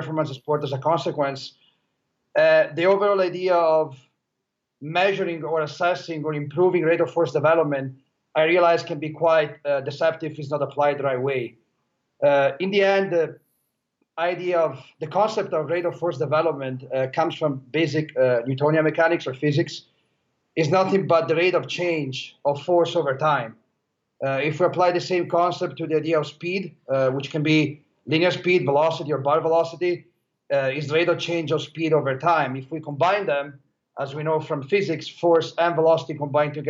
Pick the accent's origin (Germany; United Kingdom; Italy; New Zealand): Italy; now in Los Angeles, United States; I was born and raised in Italy. As right now, I work in Los Angeles